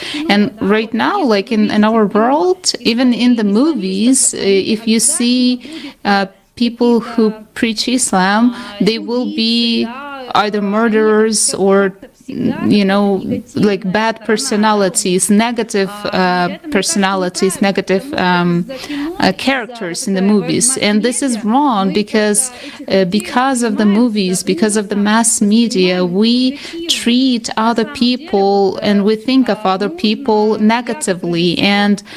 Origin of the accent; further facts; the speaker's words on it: Latvia; now in Russia; I'm from Latvia, but I live in Russia